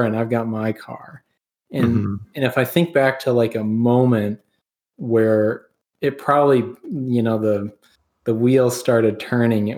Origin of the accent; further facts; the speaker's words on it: Denver, Colorado, United States; moved away; I was born out in Denver, Colorado